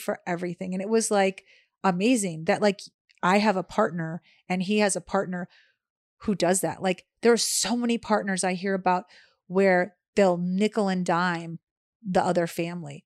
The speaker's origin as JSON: {"language": "English", "town": "Chicago", "region": "Illinois", "country": "United States", "tie": "born or raised there", "also_born_or_lived": "Los Angeles / Florida", "moved": "as an adult", "said": "growing up in Chicago, it is so cold for about six months out of the year"}